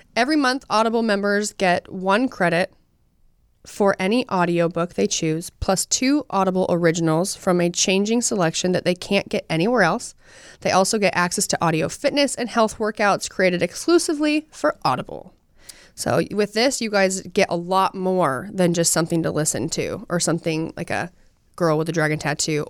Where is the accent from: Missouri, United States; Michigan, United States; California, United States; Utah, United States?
Utah, United States; I'm from Utah and we love hunting.